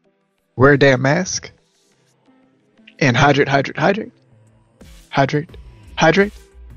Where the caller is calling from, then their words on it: Maryland, United States; Our voicemail comes from here in my home state of Maryland.